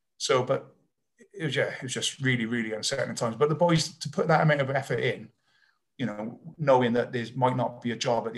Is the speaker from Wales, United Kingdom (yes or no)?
yes; Wales, United Kingdom; So I'm not English qualified. I'd searched, my mum even tried to argue the case with the RFU that Monmouthshire used to be part of England. But I've got no English in me. I've only got, my great grand was Irish, but that still didn't work. So I am 100% fully Welsh.